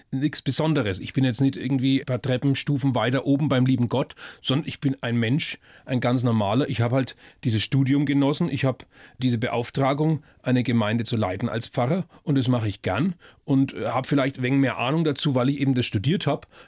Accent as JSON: {"language": "German", "region": "Bavaria", "country": "Germany", "said": "wo auch das Fränkische, ich bin ja Franke, Greinen herkommt."}